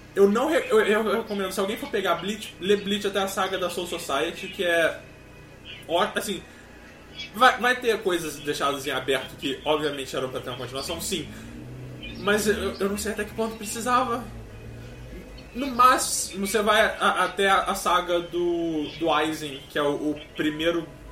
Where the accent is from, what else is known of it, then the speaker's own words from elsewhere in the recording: Minas Gerais, Brazil; como mineiro eu me sinto ligeiramente chamado de caipira